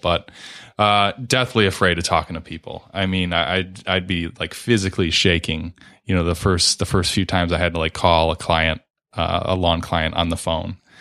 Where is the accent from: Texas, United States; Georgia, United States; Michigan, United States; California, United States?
Michigan, United States; Redford; my folks moved to Redford when I was only a few months old, so, um, pretty much Born and raised in Redford, still live there now